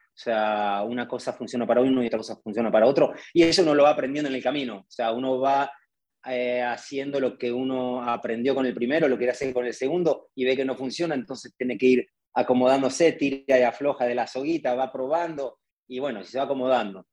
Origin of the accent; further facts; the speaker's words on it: Argentina; accent: Argentine; moved away; soy argentino